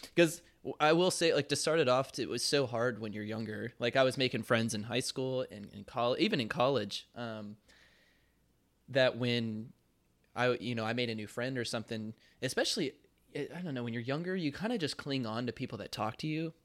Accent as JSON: {"language": "English", "town": "Charlotte", "region": "North Carolina", "country": "United States", "tie": "born or raised there", "also_born_or_lived": "Kentucky", "moved": "as an adult", "said": "my hometown back in Charlotte, North Carolina"}